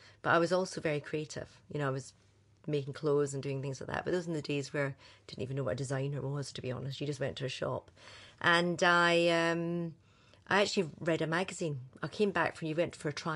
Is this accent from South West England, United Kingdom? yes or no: no; Glasgow, Scotland, United Kingdom; moved away as an adult; also born or lived in Edinburgh / London; originally Glasgow, but then we moved to Edinburgh when I was about 12, so I'm kind of a mixture. But moved to London when I was 20.